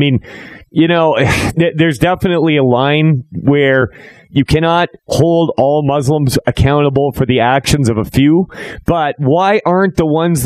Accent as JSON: {"language": "English", "region": "Alberta", "country": "Canada", "tie": "born or raised there", "said": "growing up in Alberta here"}